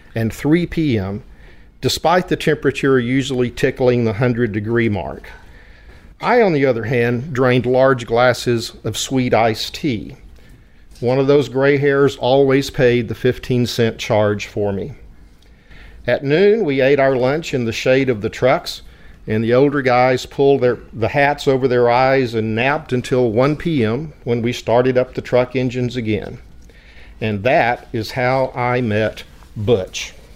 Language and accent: English; West Texas, United States; accent: West Texas twang; I was born and raised in an oil field community of white bread, whole milk, Friday night football, and Sunday pot roast. Everyone spoke English with a West Texas twang